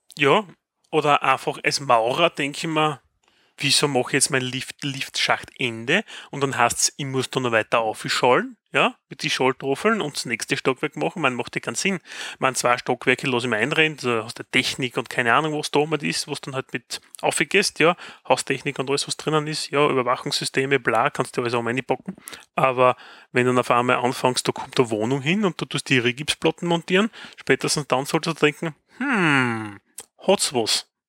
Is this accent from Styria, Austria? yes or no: yes; Styria, Austria; accent: Austrian; bei uns in der Steiermark